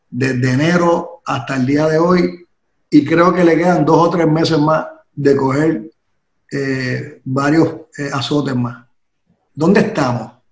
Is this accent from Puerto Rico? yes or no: yes; Ponce, Puerto Rico; tenemos algo en común, yo también soy de Ponce y estudié en Mayagüez.